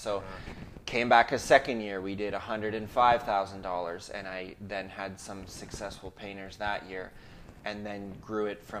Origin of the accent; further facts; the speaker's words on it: Ontario, Canada; now in British Columbia, Canada; we came from Ontario to British Columbia. My dad planted this church back in 2002.